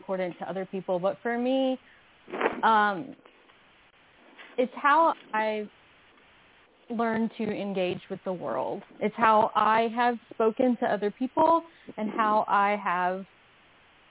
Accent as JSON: {"language": "English", "town": "Phenix City", "region": "Alabama", "country": "United States", "tie": "born or raised there", "also_born_or_lived": "Kentucky / Columbus, Georgia", "said": "I grew up really poor in the South, partially in Alabama and partially in Kentucky."}